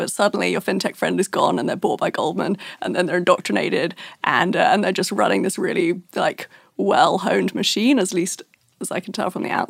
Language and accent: English; Brooklyn, New York, United States; accent: Brooklyn; And now my Brooklyn accent can't tell.